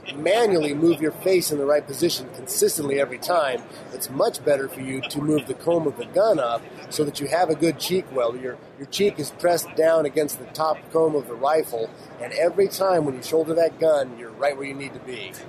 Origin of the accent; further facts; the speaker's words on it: California, United States; we're, we're from California